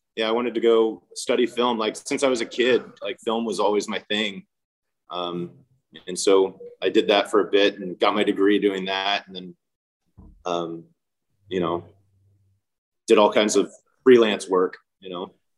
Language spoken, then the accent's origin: English; Houston, Texas, United States; moved away as an adult; also born or lived in Austin, Texas; now in Long Beach, United States; I grew up in Houston, and then I was enrolled at UT